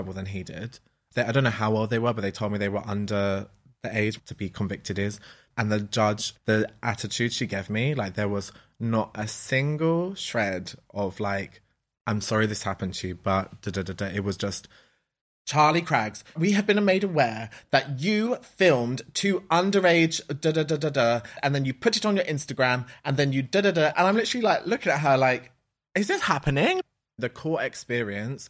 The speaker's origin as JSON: {"language": "English", "region": "London", "country": "United Kingdom", "said": "I'm from Ladbroke Grove"}